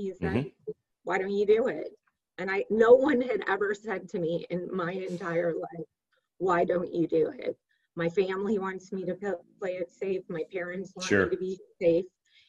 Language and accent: English; California, United States; Here I am from California, you know, I'm more of a free spirit.